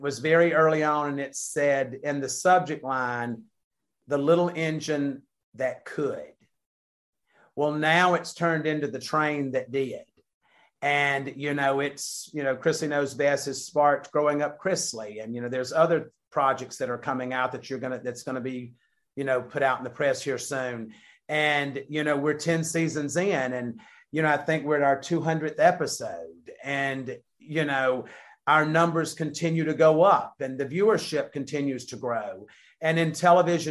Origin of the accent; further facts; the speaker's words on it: the South, United States; we're from the South